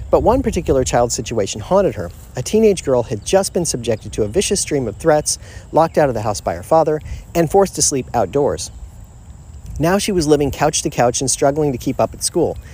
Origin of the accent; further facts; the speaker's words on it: Florida, United States; I was raised in Florida